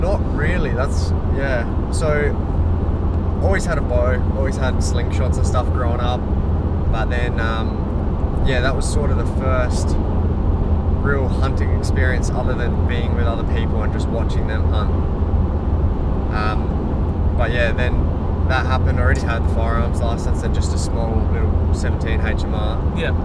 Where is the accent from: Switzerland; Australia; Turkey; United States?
Australia; Adelaide, South Australia; I grew up in Adelaide, little old Adelaide